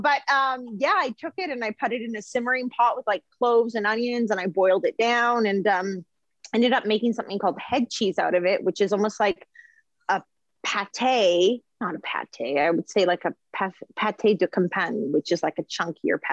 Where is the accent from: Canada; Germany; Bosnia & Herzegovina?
Canada; Vancouver, British Columbia; moved away as an adult; I was born in Vancouver, British Columbia. And yes, I am a twin and I just stayed in basically Vancouver my whole life through to university